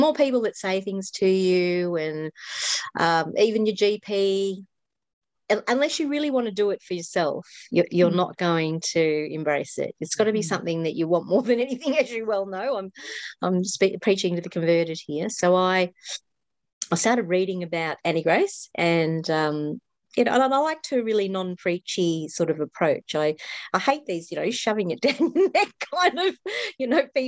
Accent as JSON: {"language": "English", "country": "Australia", "said": "I'm obviously an Australian."}